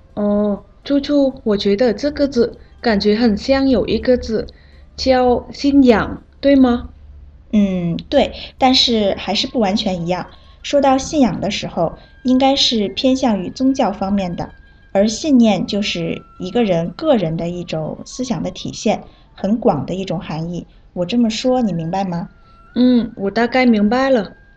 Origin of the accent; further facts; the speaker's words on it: Vietnam; Chinese is a second language; 我是来自越南的